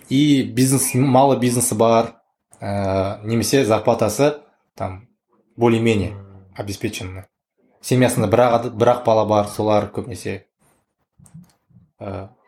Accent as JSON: {"language": "Kazakh", "country": "Kazakhstan", "said": "осы жерден шыққаннан кейін қазақпыз"}